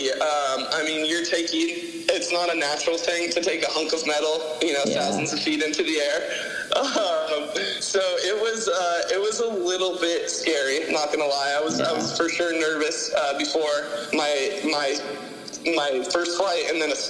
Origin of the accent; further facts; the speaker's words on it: San Luis Obispo, California, United States; moved away as an adult; also born or lived in North Carolina / Mesa; now in Nashville, United States; I love my hometown crowd.